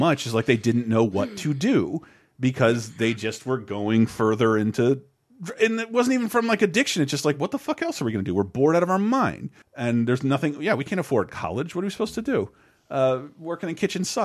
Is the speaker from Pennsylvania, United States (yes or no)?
no; Tallahassee, Florida, United States; growing up in Tallahassee, Florida